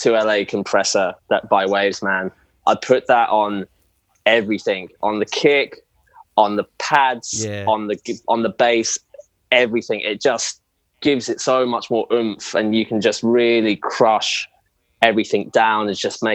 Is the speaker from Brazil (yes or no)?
no; England, United Kingdom; moved away as an adult; now in Australia; being English, I've moved over from England to Australia about 3 years ago